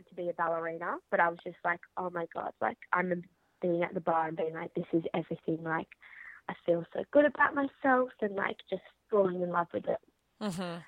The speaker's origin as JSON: {"language": "English", "town": "Sydney", "region": "New South Wales", "country": "Australia", "tie": "born or raised there", "said": "I'm from Sydney in Australia. Grew up there."}